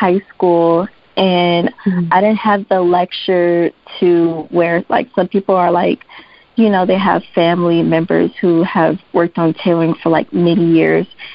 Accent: Dallas, Texas, United States; moved away; I'm actually originally from Dallas, Texas

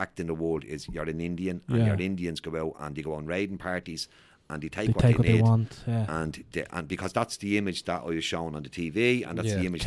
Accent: Dublin, Leinster, Ireland; I was born in the '60s, in the early '60s, and I grew up in Fight Me on Mansions. And Fight Me on Mansions at the time was probably one of the most advanced flat complexes in Ireland, in Dublin at the time.

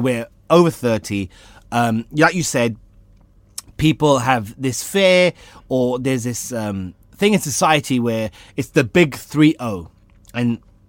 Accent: India; I'm Indian. I mess things up. So what?

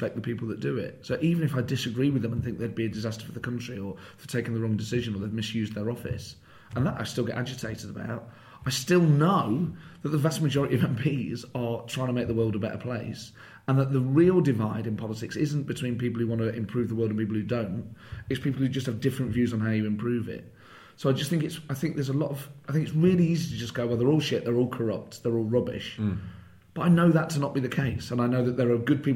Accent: Nottingham, East Midlands, United Kingdom; moved away; I grew up in Nottingham

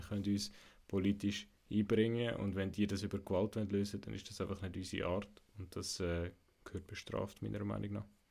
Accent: Zug, Switzerland; ich bin im Kanton Zug aufgewachsen

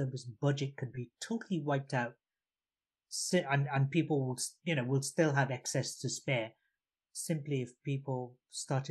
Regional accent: Bangladesh; moved away; Coming from a country, I was born in Bangladesh, which was East Pakistan at the time.

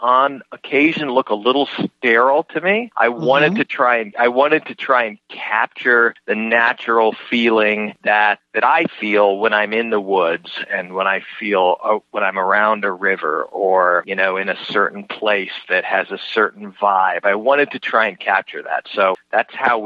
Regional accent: Colorado, United States; moved away; I grew up in Colorado

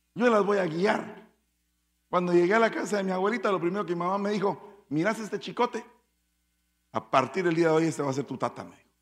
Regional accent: Guatemala; como dirían en mi pueblo, en buen caló chapín

